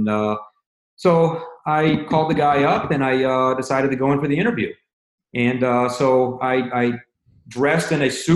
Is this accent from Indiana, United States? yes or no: yes; Indiana, United States; moved away as an adult; also born or lived in Jersey Shore, New Jersey; I'm from Indiana. I'm a farm boy. I work on a farm and cows and pigs and silos and driving tractors